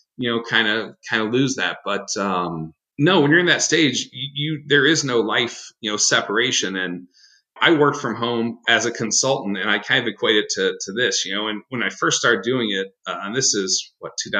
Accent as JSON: {"language": "English", "region": "Midwest", "country": "United States", "said": "I'm a Midwesterner"}